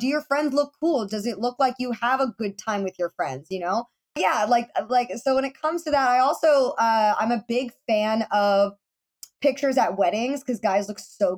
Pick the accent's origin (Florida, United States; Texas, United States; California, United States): Florida, United States; I'm from Florida